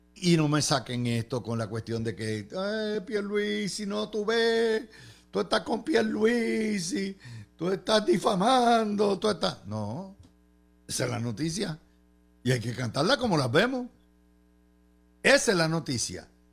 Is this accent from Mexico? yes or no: no; Cidra, Puerto Rico; En mi pueblo de Sidra